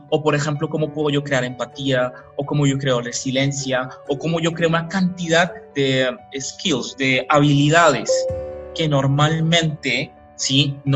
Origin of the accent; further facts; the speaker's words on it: Colombia; aquí en Colombia yo soy mitad colombiano, mitad portugués, pero pues aquí en los países caribeños son